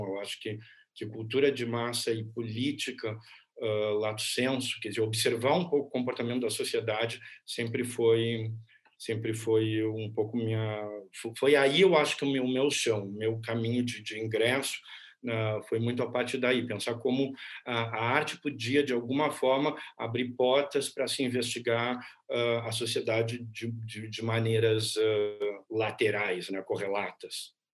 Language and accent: Portuguese; Pelotas, Rio Grande do Sul, Brazil; eu nasci em Pelotas, numa cidade ao sul do Rio Grande do Sul, próxima ao Uruguai